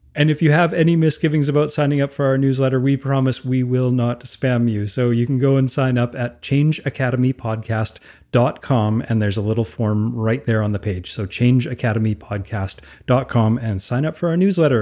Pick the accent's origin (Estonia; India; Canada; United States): Canada; Alberta; I'm from Alberta